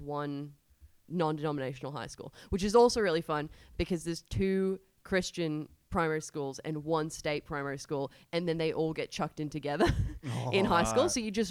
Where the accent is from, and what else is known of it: Biloela, Queensland, Australia; born or raised there; also born or lived in Tulsa, Oklahoma, United States; now in Alexandria, Australia